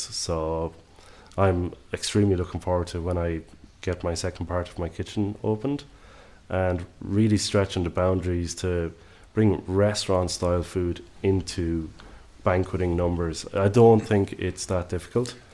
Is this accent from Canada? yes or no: no; Ireland; accent: Irish; moved away as an adult; now in Southern Highlands, Australia; the accent will tell you straight away I'm Irish